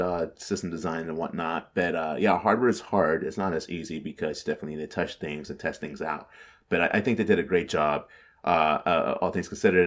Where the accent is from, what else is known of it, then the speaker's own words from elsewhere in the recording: California, United States; being from California